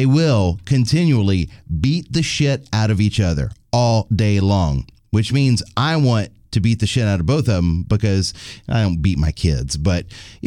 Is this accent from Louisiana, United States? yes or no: yes; Jennings, Louisiana, United States; my hometown, the Jennings